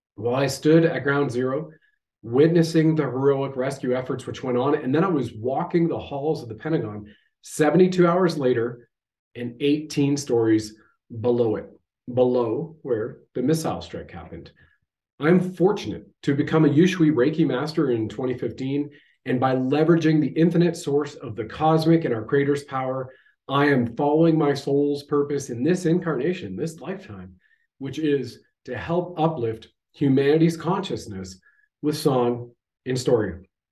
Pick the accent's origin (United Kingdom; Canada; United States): Canada; I have served my country at the federal level, as a Canadian infantry soldier